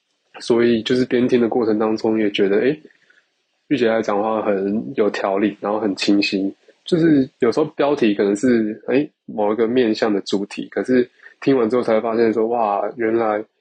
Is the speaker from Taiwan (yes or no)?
yes; Kaohsiung, Taiwan; 我是来自高雄的